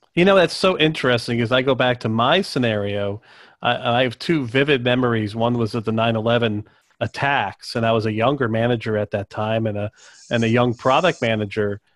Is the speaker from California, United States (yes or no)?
no; Cary, North Carolina, United States; I'm from Cary, North Carolina